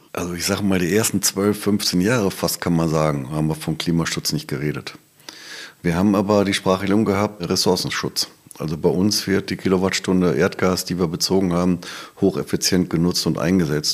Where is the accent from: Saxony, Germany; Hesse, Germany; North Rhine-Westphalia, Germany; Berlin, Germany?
North Rhine-Westphalia, Germany; Herford; also born or lived in Bielefeld; now in Lemgo, Germany; in Bielefeld geboren, in Herford aufgewachsen